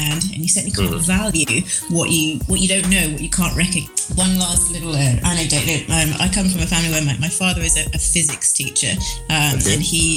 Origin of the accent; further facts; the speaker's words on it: United Kingdom; moved away as an adult; now in Peru; I'm a British person